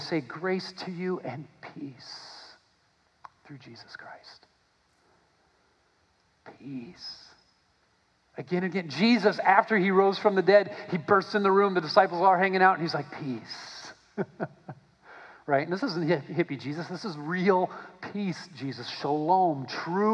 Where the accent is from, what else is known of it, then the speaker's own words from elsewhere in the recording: United States; I'm an American